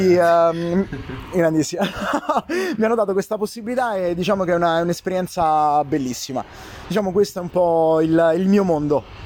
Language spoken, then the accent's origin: Italian; Italy; noi siamo il popolo più ar-, più artista del mondo